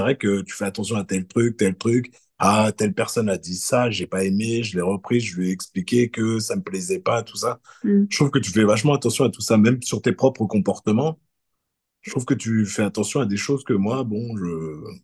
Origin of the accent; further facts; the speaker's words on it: France; en France moi quand j'ai grandi bah, je sentais que j'étais pas blanc